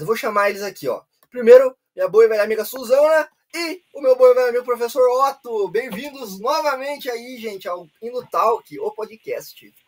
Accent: Brazil; somos brasileiros

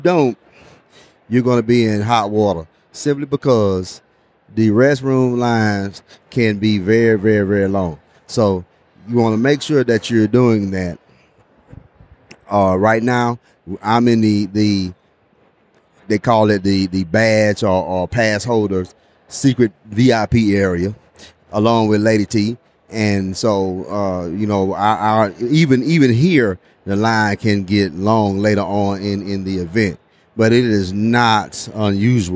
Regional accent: Florida, United States; We're from Florida

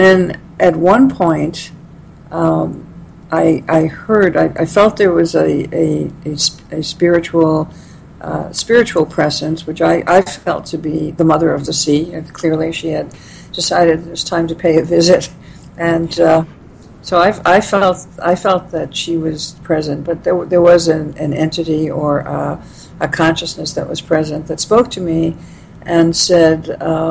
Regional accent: New York City, New York, United States; I grew up in Brooklyn

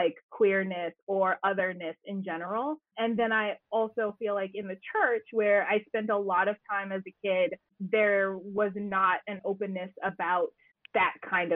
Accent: Washington, District of Columbia, United States; now in New York, United States; I grew up in Washington, D.C.

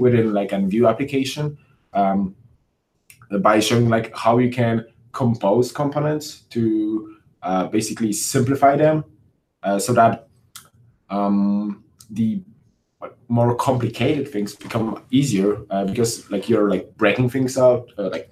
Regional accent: Wrocław, Lower Silesian Voivodeship, Poland; I'm from Poland, Wrocław

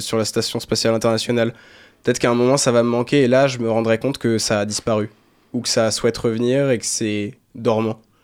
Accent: Saint-Père-Marc-en-Poulet, Brittany, France; also born or lived in Saint-Malo; J'ai grandi à Saint-Père-Marc-en-Poulet. C'est pas Saint-Malo, c'est à 8 minutes en voiture de Saint-Malo

